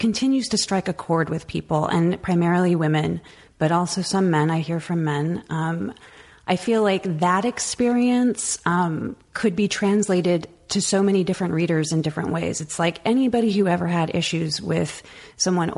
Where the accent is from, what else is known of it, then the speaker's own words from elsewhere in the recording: the Valley, California, United States; I was this Mexican American kid growing up in the Valley